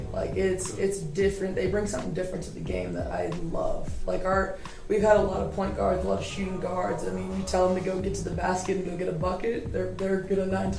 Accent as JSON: {"language": "English", "town": "Albuquerque", "region": "New Mexico", "country": "United States", "tie": "born or raised there", "said": "I'm from Albuquerque, New Mexico. I finished high school at Manzano"}